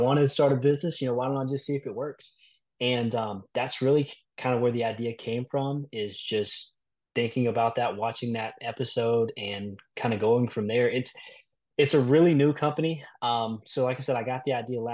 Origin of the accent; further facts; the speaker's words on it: South Georgia, United States; I'm actually from Middle Georgia. I was, you know, born and raised kind of more in the South Georgia area